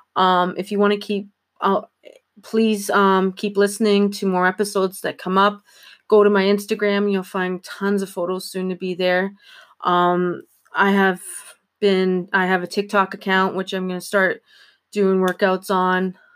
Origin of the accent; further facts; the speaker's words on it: Ontario, Canada; I'm from Ontario